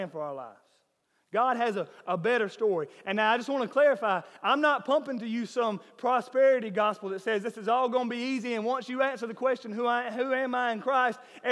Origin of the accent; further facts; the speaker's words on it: Millen, Georgia, United States; I am from Millen